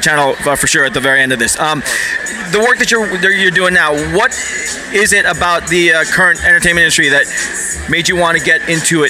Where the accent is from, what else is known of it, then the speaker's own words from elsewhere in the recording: Philippines; I'm also Filipino.